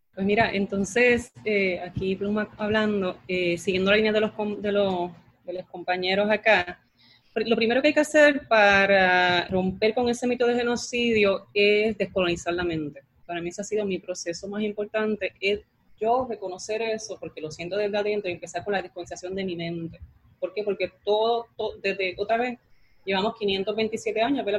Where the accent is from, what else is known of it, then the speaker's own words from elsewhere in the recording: Lares, Puerto Rico; yo soy del área y me crié y nací en LARE